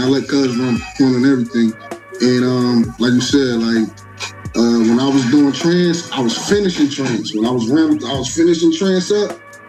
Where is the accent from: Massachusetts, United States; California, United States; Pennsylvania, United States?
Pennsylvania, United States; Philadelphia; I'm from South Philly.